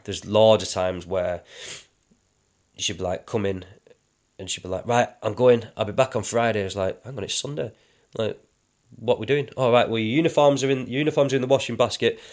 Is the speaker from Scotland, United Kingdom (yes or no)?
no; London, United Kingdom; we, we grew up in London